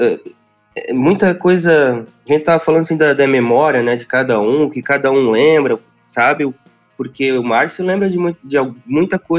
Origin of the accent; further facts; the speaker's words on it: Sapucaia do Sul, Rio Grande do Sul, Brazil; now in Canoas, Brazil; Eu sou de Sapucaia do Sul